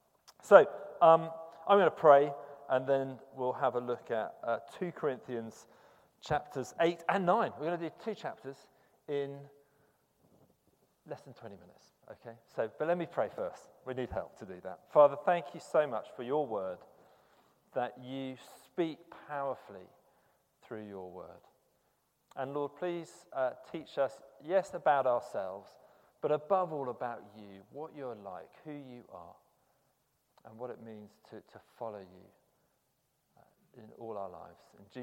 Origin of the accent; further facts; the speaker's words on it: United Kingdom; there is a cultural thing about being British, I suppose, which you're not supposed to talk about money.